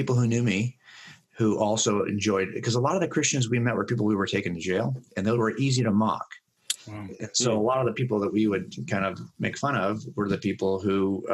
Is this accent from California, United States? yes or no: yes; Los Angeles County, California, United States; growing up in Los Angeles County, I had no problem living a life outside the church